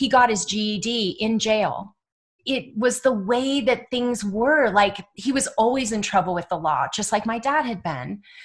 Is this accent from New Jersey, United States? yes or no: no; Dublin, California, United States; also born or lived in Oakland, California; I was born in Oakland, but we were in Dublin